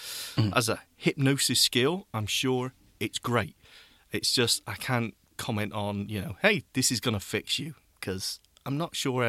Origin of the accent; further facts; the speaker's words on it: United Kingdom; Oh, we're so British, aren't we?